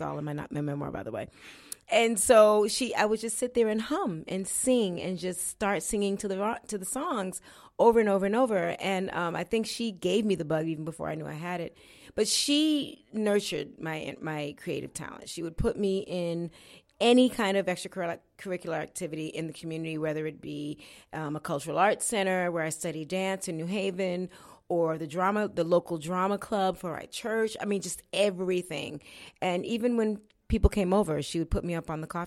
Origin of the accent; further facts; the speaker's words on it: Florida, United States; born there; I grew up. I was born in Florida, and uh, my parents were. My dad was in the military.